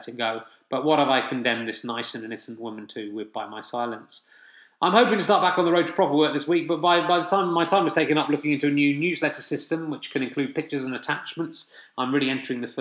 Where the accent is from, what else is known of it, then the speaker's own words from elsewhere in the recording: Somerset, South West England, United Kingdom; I am from Somerset